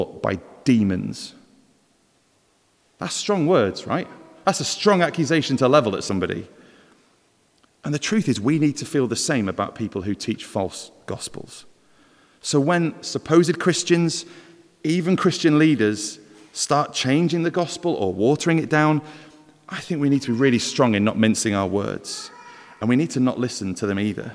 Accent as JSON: {"language": "English", "area": "Welsh", "region": "Wales", "country": "United Kingdom", "said": "we're not all bad as Welsh"}